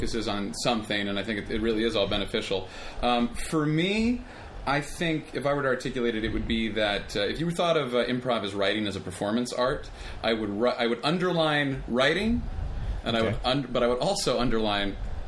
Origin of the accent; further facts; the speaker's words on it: Los Angeles, California, United States; also born or lived in Amsterdam; My background is, I'm from Los Angeles